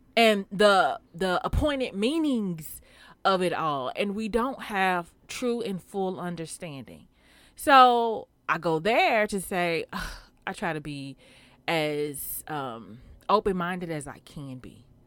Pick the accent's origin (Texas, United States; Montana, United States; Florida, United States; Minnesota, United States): Texas, United States; Houston; I'm from Houston